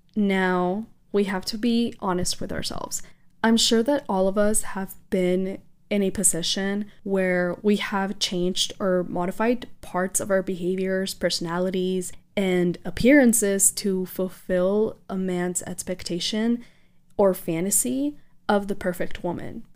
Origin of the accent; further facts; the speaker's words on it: South Texas, United States; also born or lived in Mexico; I am proudly from South Texas and Mexico